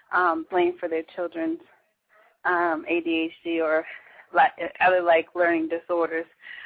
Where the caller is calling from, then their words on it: Charleston, South Carolina, United States; I'm calling from Charleston, South Carolina.